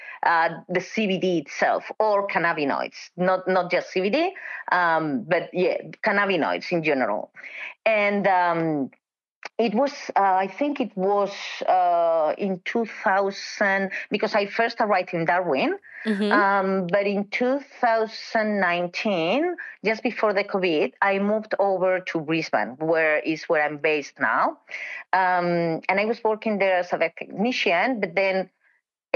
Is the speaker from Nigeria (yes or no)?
no; Spain; moved away; I'm from Spain